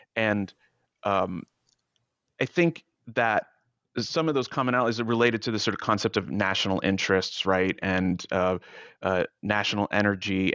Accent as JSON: {"language": "English", "country": "United States", "said": "as an American"}